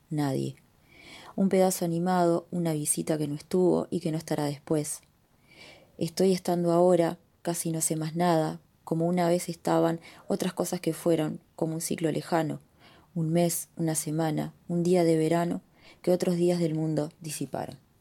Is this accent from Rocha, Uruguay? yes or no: no; Maldonado, Uruguay; soy de Maldonado, que soy parte del colectivo que arda